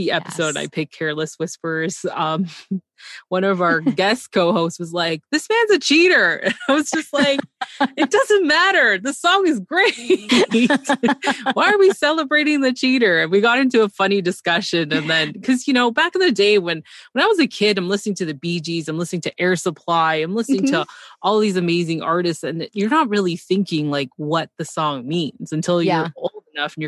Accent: Canada; I'm Canadian

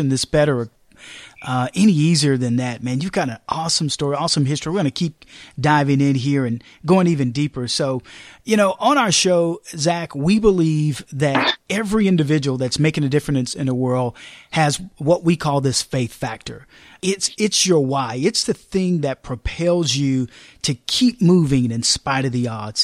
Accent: Austin, Texas, United States; Austin, Texas, my hometown, where I live and I sleep and I play and I give

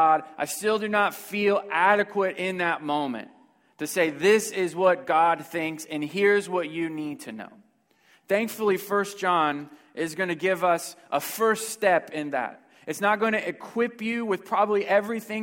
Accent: Houston, Texas, United States; I'm from Houston, Texas

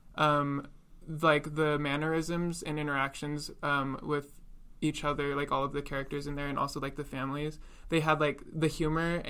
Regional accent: Washington, United States; I was born and raised in Washington

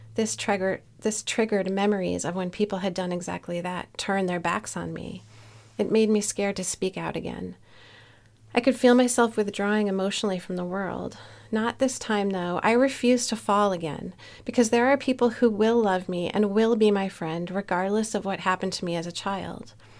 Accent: Newtown, Connecticut, United States; here in my hometown of Newtown, Connecticut.

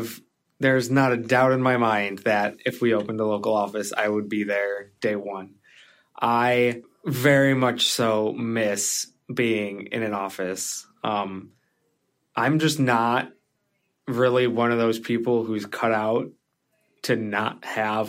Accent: Chicago, Illinois, United States; I grew up in Chicago

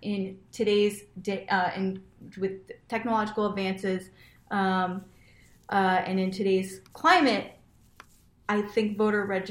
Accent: rural Washington State, United States; moved away; I grew up in Washington, out in the rural part of Washington State, in a little town of 800 people

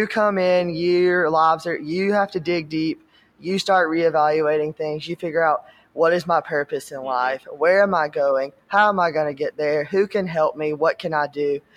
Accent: Eastman, Georgia, United States; I'm from Eastman, Georgia.

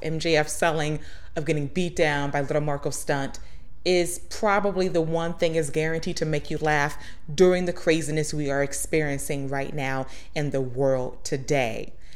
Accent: Atlanta, Georgia, United States; my hometown of Atlanta, Georgia

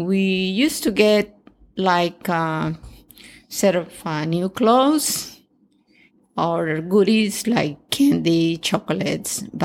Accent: Acapulco, Guerrero, Mexico; born or raised there; English is a second language; moved away as an adult; now in Canada

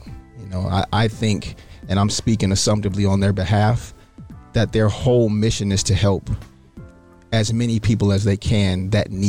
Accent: Detroit, Michigan, United States; my hometown. So, yes, Detroit

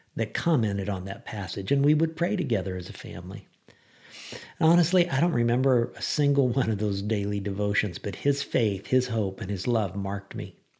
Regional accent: Lincoln, Illinois, United States; moved away; I was in Lincoln, Illinois for Thanksgiving, my hometown, and I had a total blast from the, from the past. You know, I grew up in Lincoln

